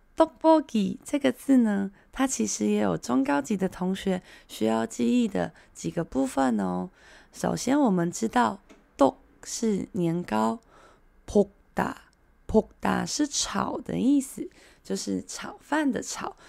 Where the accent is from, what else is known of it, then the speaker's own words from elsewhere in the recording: Taiwan; 这个才是我们台湾人平常习惯喝的一口一口的汤